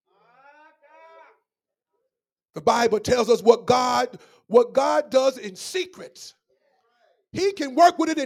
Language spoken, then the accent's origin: English; Memphis, Tennessee, United States; When I was growing up in Memphis, Tennessee